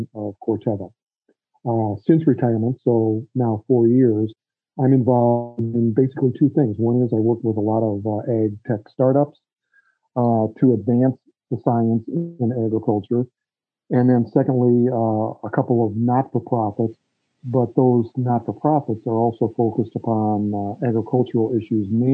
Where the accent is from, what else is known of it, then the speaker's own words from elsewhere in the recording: Chicago, Illinois, United States; moved away as an adult; also born or lived in Des Moines, Iowa; I grew up in the Chicago area, born and raised there and went to school there